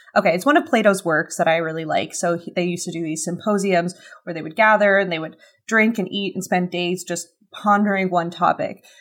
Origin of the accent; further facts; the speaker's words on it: Canada; as a Canadian